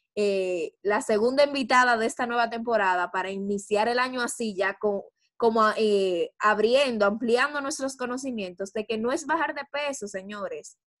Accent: Dominican Republic; como buenas dominicanas que somos

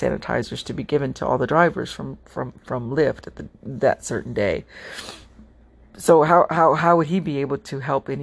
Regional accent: United States; I'm American doesn't mean my family didn't come from a foreign country

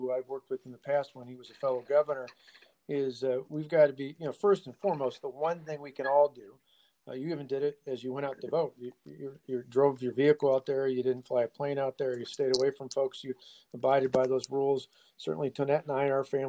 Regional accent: Walworth County, Wisconsin, United States; I grew up in Walworth County

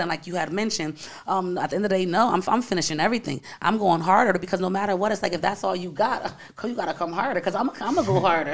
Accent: Bridgeport, Connecticut, United States; I'm from Bridgeport, Connecticut, born and raised.

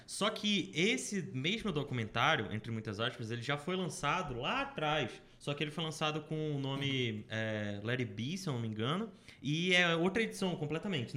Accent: Brazil; eu sou brasileiro

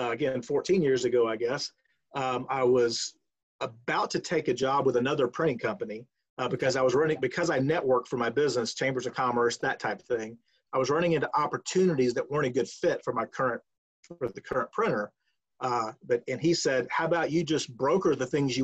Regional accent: Crystal River, Florida, United States; moved away as an adult; also born or lived in Searcy, Arkansas; I grew up in Florida, Central Florida, Crystal River, a town north of Tampa, about an hour and a half

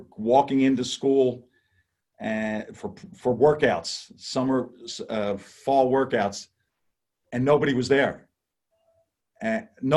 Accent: Philadelphia, Pennsylvania, United States; we're both from Philadelphia

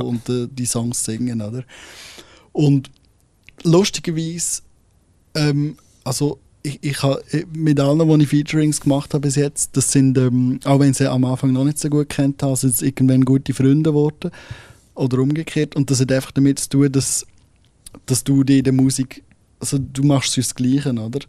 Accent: Solothurn, Switzerland; vom Kanton Solothurn aus, also von dort, wo ich herkomme

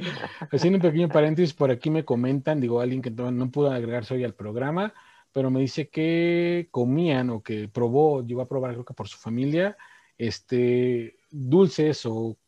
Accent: Mexico; nosotros como mexicanos

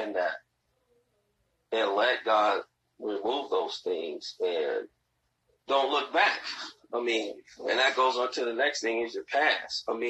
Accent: Gary, Indiana, United States; I grew up in Gary

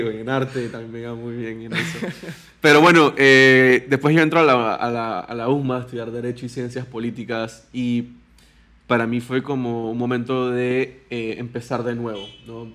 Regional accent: Panama; soy panameño, tengo 29 años

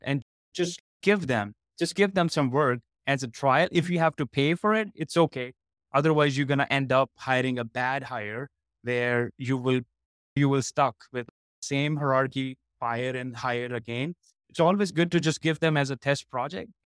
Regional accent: India; moved away; So I born and raised in India, and I was into IT for almost a decade

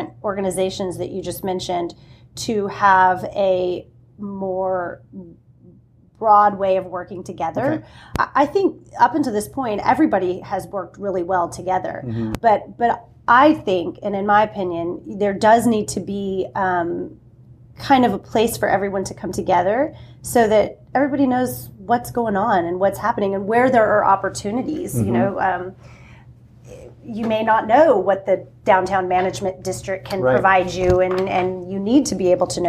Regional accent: Corpus Christi, Texas, United States; I grew up in Corpus Christi.

